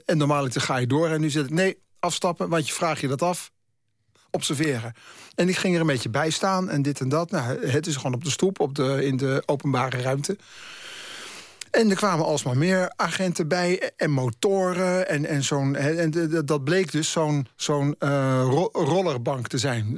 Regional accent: Haarlem, North Holland, Netherlands; moved away as an adult; now in Amsterdam, Netherlands; ik ben in negentien achtenentachtig vanuit mijn woon, eh, mijn geboorteplaats Haarlem naar Amsterdam verhuisd

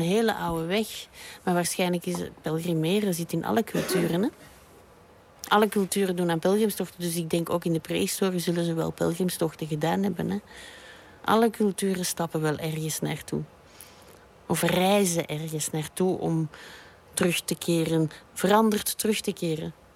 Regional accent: Belgium; also born or lived in Brussels; ik ben een eh, Belgische striptekenaar en kinderboekenillustrator. En ik woon en werk in Brussel

